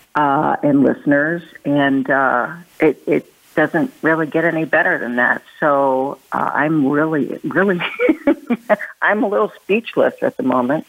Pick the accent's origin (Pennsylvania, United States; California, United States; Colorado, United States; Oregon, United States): Pennsylvania, United States; Philadelphia; my hometown in Philadelphia